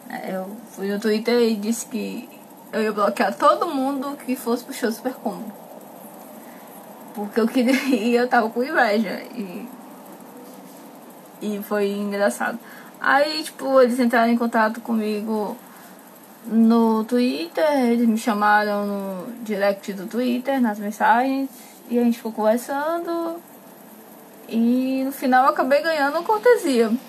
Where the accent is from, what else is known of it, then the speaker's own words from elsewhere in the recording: Pantanal, Brazil; Sou meio pantaneira, nossa tinha novela, mas sou bem pantaneira.